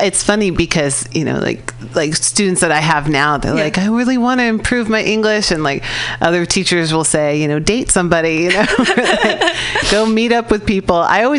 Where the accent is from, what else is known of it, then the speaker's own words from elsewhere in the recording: California, United States; I'm from California, so like when we think about other states, we're like, they're over there.